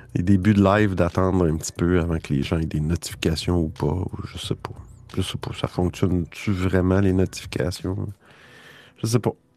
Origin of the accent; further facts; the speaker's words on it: Quebec, Canada; je suis du Québec, alors euh, c'est pour ça que je parle avec cet accent bizarre